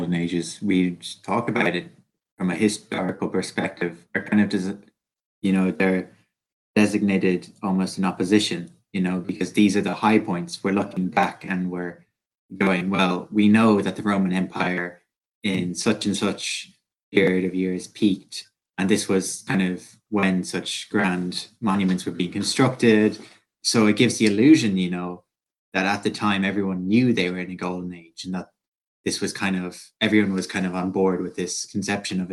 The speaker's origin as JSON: {"language": "English", "country": "Ireland", "said": "I'm an Irish college student"}